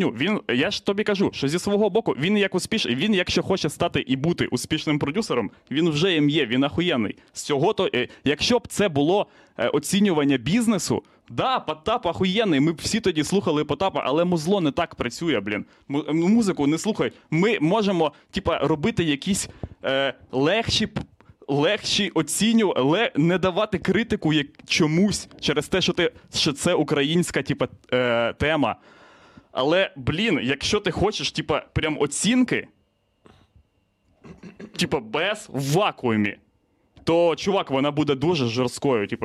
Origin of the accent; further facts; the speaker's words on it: Ukraine; Я з України, блять, репер.